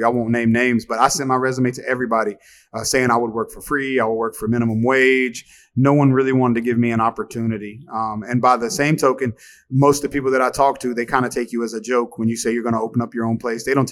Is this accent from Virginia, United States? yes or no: yes; Halifax, Virginia, United States; moved away as an adult; also born or lived in Arizona; now in Miami, United States; my hometown of Halifax, Virginia